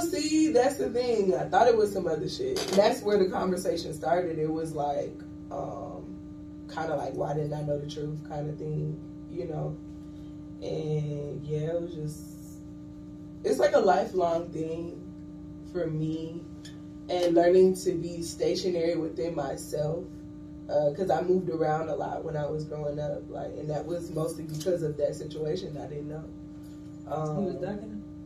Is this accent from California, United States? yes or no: no; Johns Island, South Carolina, United States; also born or lived in Charleston, South Carolina; I am from Charleston, South Carolina. I was born and raised in Johns Island, South Carolina. That's a really small Gullah Geechee community